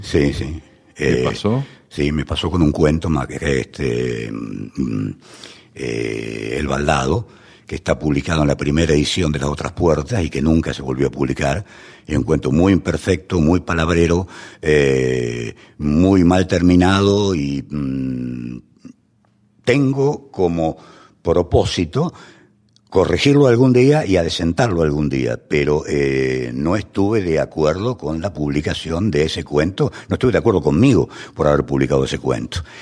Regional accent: Buenos Aires, Argentina; also born or lived in San Pedro, Buenos Aires Province; nací en Buenos Aires y buena parte de mi infancia ocurrió en Caballito, a unas cuadras de la Plaza Irlanda

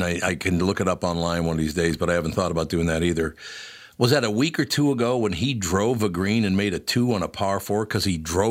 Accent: Minneapolis, Minnesota, United States; also born or lived in New York; because I grew up in Minneapolis

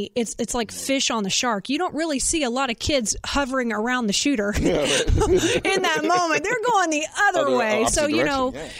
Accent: Conroe, Texas, United States; I told you I'm from Conroe

